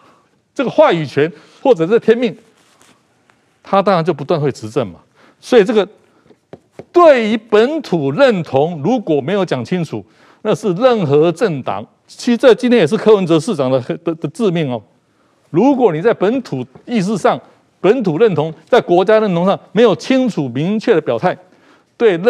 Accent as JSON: {"language": "Chinese", "country": "Japan", "second_language": "Chinese", "said": "对对对，就说比我们日本人还日本人哈。"}